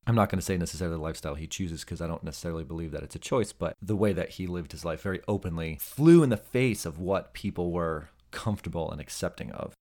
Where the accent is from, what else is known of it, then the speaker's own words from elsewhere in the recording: New Jersey, United States; The Sopranos, uh, was filmed literally in my hometown